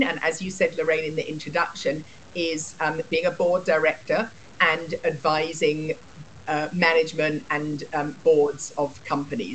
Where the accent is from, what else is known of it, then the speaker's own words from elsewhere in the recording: England, United Kingdom; moved away as an adult; now in United States; as you can hear from my voice, I grew up in England